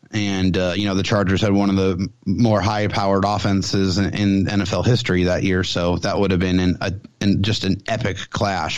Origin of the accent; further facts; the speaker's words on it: San Diego, California, United States; moved away as an adult; now in Temple, United States; I am from San Diego, California. So I was born and raised in San Diego.